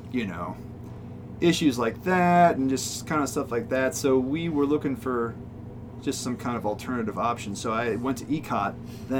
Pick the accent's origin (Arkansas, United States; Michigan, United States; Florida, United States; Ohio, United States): Ohio, United States; Bristolville; I grew up out in Trumbull County in Bristolville, Ohio, which is way out